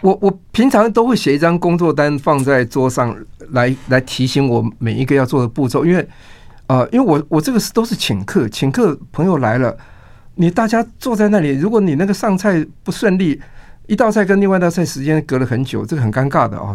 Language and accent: Chinese; Taiwan; 跟我们台湾人的 相土的，比如说花枝草、芹菜这种